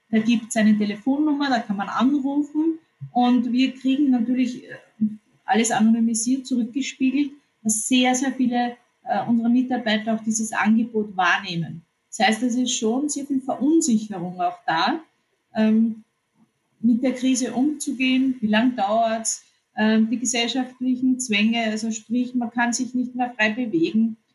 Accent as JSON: {"language": "German", "country": "Austria", "said": "weil es so viele neue Themen gibt, die uns betreffen als, als, als Österreicher."}